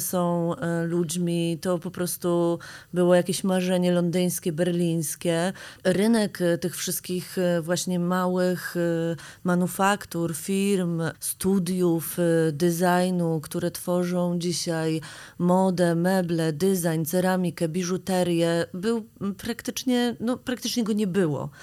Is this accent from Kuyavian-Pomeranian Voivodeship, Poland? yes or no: yes; Grudziądz, Kuyavian-Pomeranian Voivodeship, Poland; now in Warsaw, Poland; My jesteśmy dziewczynami z Grudziądza, które przyjechały do Warszawy